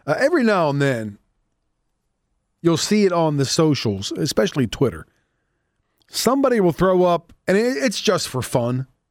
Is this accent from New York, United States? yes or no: no; near Pittsburgh, Pennsylvania, United States; Growing up near Pittsburgh